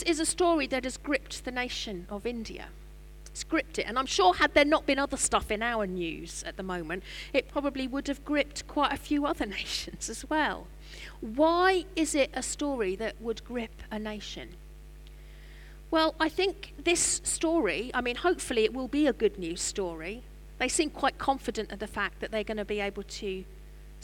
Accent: Norwich, East of England, United Kingdom; I'm from Norwich.

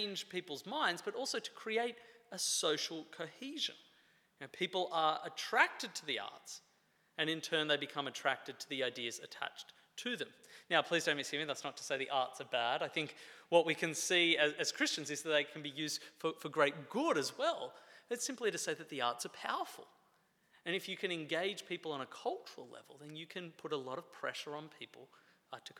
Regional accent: Australia; moved away; I'm from Australia

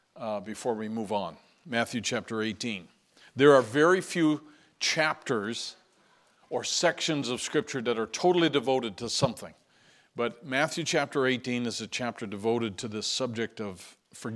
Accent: St. John's, Newfoundland and Labrador, Canada; moved away; out of St. John's, and you see that city listed in the news there. And that's my hometown

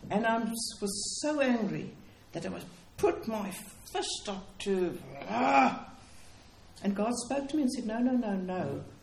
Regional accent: Cape Town, Western Cape, South Africa; But um, I come from Cape Town, in which I worked in what we call our townships

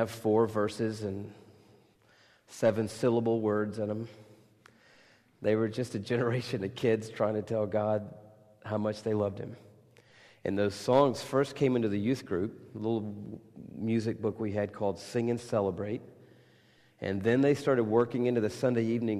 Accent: United States; I'm from America

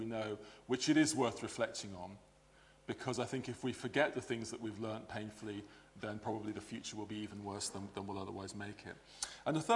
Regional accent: England, United Kingdom; also born or lived in Belfast, Northern Ireland; I was born here, and although I grew up in England, used to come on holiday every year to Northern Ireland

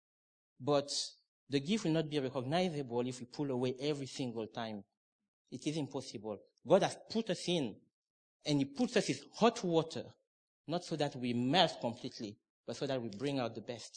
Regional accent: Cameroon; moved away; I'm originally from Cameroon

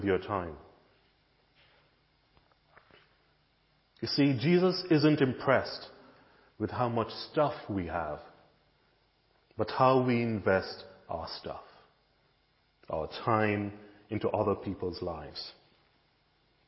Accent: Jamaica; now in United Kingdom; when I was growing up in Jamaica

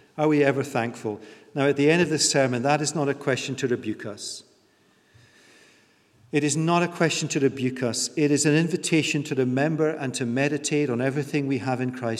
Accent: United Kingdom; we're British

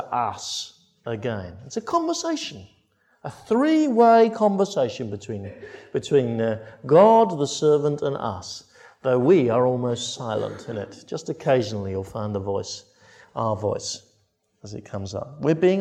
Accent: Crediton, South West England, United Kingdom; my hometown in Crediton

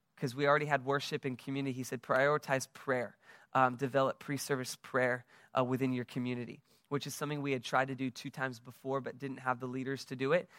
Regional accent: United States; now in West Palm Beach, United States; I am from the United States, as you can tell from my accent

